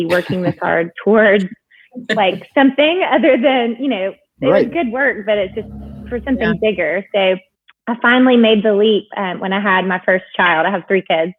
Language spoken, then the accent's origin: English; Huntsville, Alabama, United States; moved away as an adult; also born or lived in North Carolina; now in Atlanta, United States; I grew up in Alabama, in Huntsville, where Space and Rocket Center is